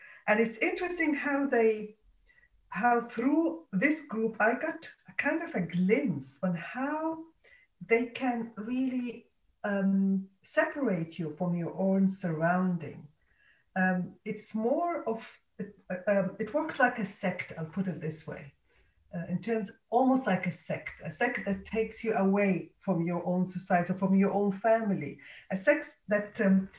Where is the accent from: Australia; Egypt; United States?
Egypt; born there; also born or lived in different countries; I was born in Egypt. My mother has Egyptian roots there.